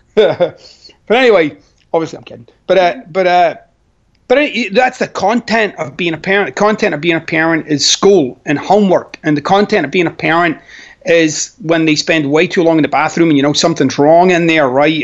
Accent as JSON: {"language": "English", "town": "Glasgow", "region": "Scotland", "country": "United Kingdom", "tie": "born or raised there", "moved": "yes", "said": "I'm Scottish."}